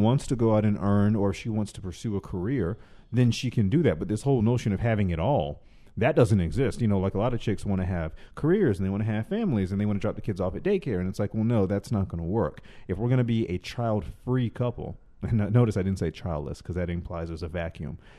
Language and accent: English; the South, United States; now in Los Angeles, United States; I'm from the South originally